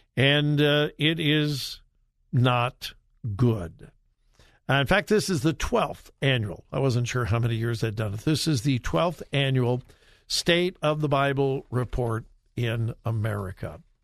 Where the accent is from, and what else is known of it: California, United States; born or raised there; moved away